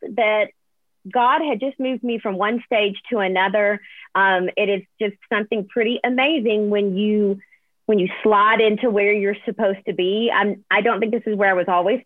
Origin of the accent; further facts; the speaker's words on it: Alabama, United States; also born or lived in Nashville; I'm born and raised in Alabama.